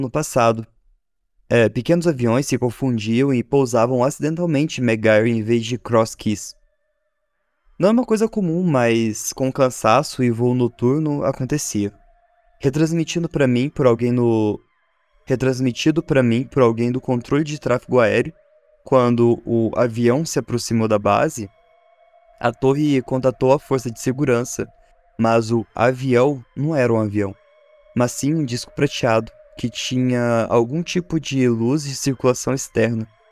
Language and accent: Portuguese; Varginha, Minas Gerais, Brazil; eu sou de Varginha